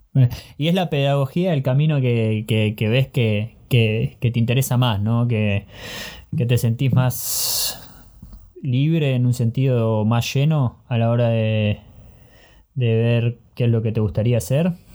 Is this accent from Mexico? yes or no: no; Argentina; moved away as an adult; now in Germany; Nací en Argentina, pero tuve la oportunidad de vivir en diferentes países.